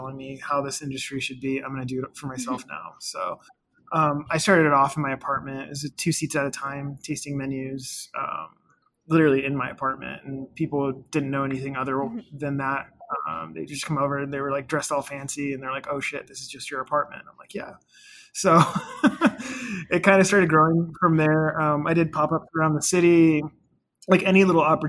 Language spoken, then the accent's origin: English; Olympia, Washington, United States; also born or lived in Fort Lewis, Washington; born here in Fort Lewis and then grew up in Olympia, which is about 45 minutes south of there